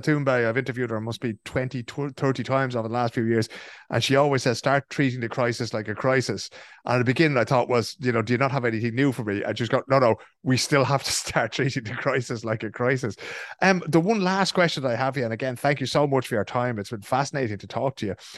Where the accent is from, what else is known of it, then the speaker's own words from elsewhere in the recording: Ireland; now in Sweden; growing up in Ireland